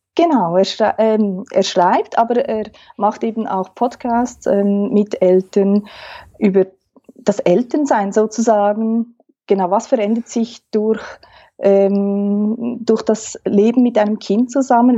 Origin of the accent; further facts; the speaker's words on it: Switzerland; accent: Swiss German; first language Swiss German; German is a second language; Man hört es vielleicht am Dialekt. Ich ähm, spreche Schweizerdeutsch, Hochdeutsch